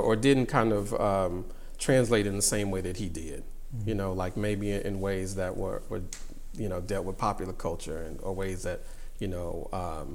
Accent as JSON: {"language": "English", "town": "Houston", "region": "Texas", "country": "United States", "tie": "born or raised there", "said": "I grew up in the South, and Houston, Texas, specifically"}